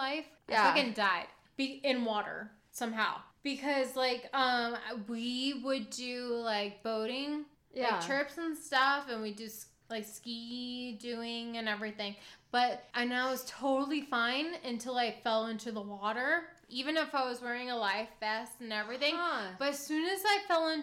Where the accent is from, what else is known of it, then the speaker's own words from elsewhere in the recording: New Orleans, Louisiana, United States; I grew up in New Orleans